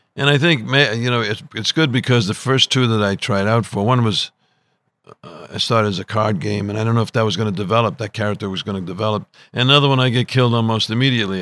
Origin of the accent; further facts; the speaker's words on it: Providence, Rhode Island, United States; I was growing up in Providence, Rhode Island, and in this Italian section called Federal Hill